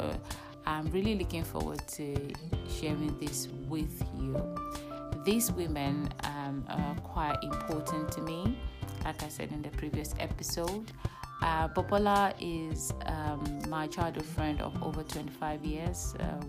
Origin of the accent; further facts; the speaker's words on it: Nigeria; now in United Kingdom; we're all Nigerians, and I think all of us were born outside Europe. So we're all born in Nigeria